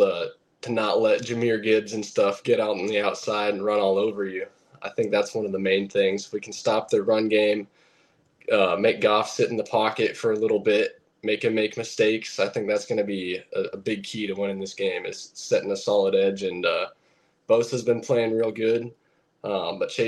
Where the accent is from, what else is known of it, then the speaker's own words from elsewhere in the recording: California, United States; also born or lived in Nevada; now in Grand Rapids, United States; I'm born and raised, and I was born in California, right there, Lake Tahoe area